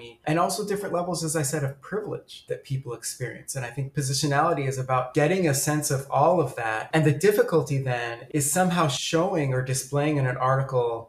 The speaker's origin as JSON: {"language": "English", "country": "United States", "tie": "born or raised there", "also_born_or_lived": "Sudan", "accent": "American", "said": "I speak Arabic with a very American accent, very Americanized, because I moved to the United States as a child"}